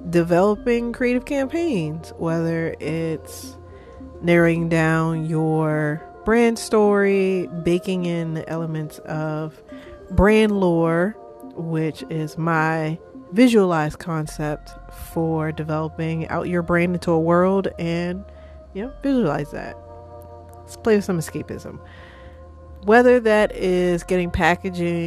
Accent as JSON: {"language": "English", "country": "United States", "said": "I'm American"}